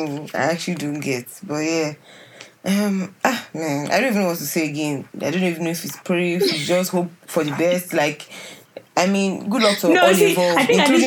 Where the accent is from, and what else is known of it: Nigeria